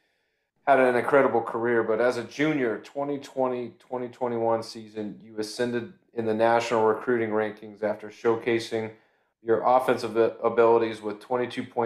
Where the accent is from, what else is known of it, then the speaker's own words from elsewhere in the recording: Memphis, Tennessee, United States; we're both from Memphis